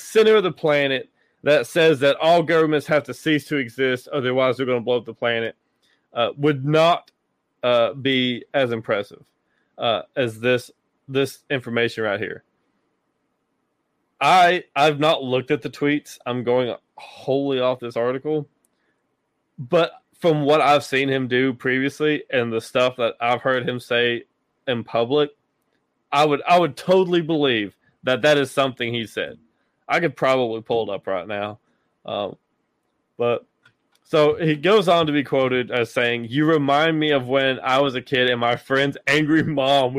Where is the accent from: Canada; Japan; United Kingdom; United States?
United States; Tennessee; my home state, Tennessee